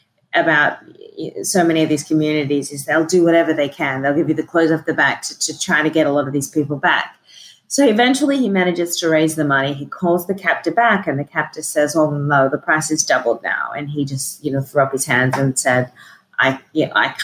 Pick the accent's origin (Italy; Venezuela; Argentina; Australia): Australia; I was fortunate a little bit in being Australian